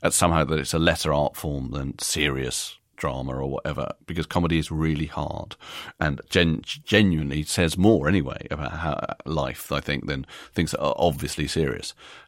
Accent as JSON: {"language": "English", "region": "New York", "country": "United States", "tie": "born there", "said": "and I was born in America, which we haven't mentioned, but I was born in New York and I've always felt a little bit American."}